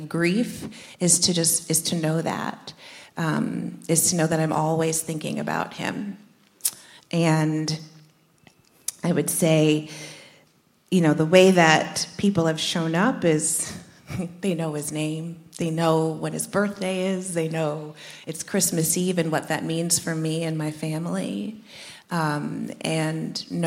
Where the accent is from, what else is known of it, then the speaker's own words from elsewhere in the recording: New Jersey, United States; We grew up in Jersey, about an hour outside of the city